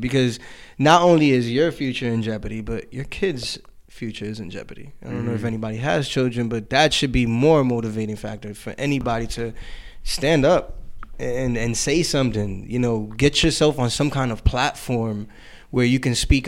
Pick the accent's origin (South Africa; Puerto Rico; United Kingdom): Puerto Rico; I'm Puerto Rican